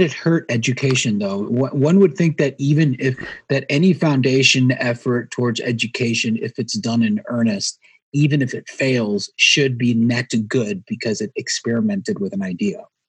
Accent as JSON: {"language": "English", "region": "North Carolina", "country": "United States", "said": "I'm from North Carolina"}